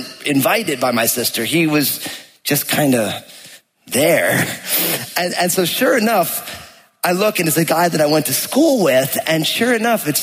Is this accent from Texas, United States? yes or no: no; New Jersey, United States; I grew up in New Jersey